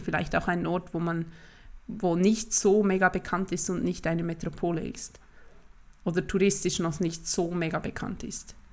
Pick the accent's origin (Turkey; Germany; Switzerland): Switzerland; bei uns in der Schweiz